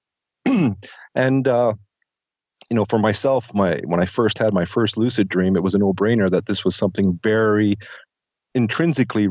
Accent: Penticton, British Columbia, Canada; right now I'm in Penticton, and at the time I was also living in Penticton. I was 14.

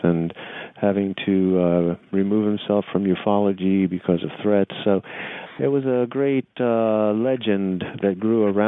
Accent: New York City, New York, United States; also born or lived in Nicaragua / New Orleans / Tampa; I'm a New York City kid. You know, I grew up in New York City. I was born in Nicaragua and spent 2 years there.

